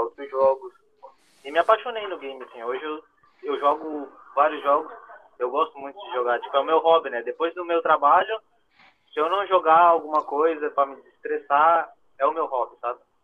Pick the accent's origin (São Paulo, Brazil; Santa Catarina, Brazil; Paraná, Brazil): Santa Catarina, Brazil; moved away as an adult; now in Germany; Eu sou de Santa Catarina, sou do Sul